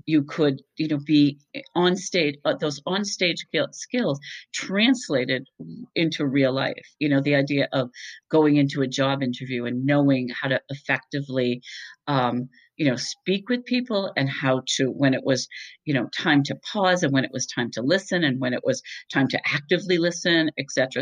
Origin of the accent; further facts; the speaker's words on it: Boston, Massachusetts, United States; moved away; I'm originally from the Boston area